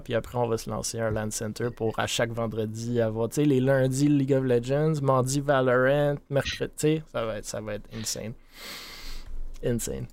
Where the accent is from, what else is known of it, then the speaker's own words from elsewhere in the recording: Montreal, Quebec, Canada; je suis de Montréal